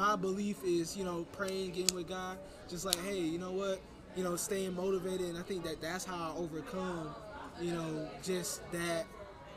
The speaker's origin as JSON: {"language": "English", "town": "Miami", "region": "Florida", "country": "United States", "tie": "born or raised there", "moved": "as an adult", "lives_now": "St. Louis, United States", "said": "I'm actually from Dade County, Miami. I was born in Dade County."}